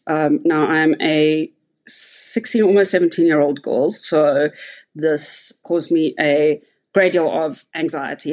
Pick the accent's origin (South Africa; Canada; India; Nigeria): South Africa; Cape Town, Western Cape; now in Johannesburg, South Africa; I live in Johannesburg, South Africa. So I'm originally from Cape Town.